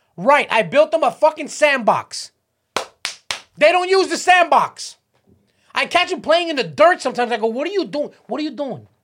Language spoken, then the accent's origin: English; Miami Beach, Florida, United States; I grew up on, on South Beach